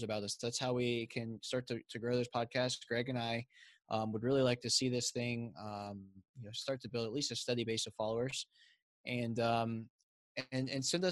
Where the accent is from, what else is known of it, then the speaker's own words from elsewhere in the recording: the South, United States; I'm from the South and we talk a little slower down here